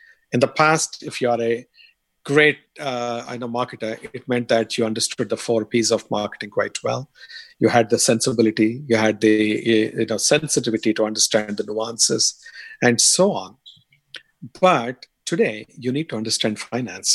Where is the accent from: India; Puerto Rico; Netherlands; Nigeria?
India; accent: strong Indian; moved away; my strong Indian accent